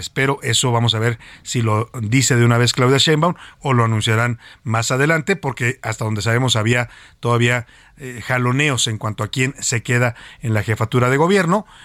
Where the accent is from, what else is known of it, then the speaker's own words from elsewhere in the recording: Mexico; describe tal cual como los mexicanos percibimos a todos los ambiciosos que quieren ser presidentes de este país.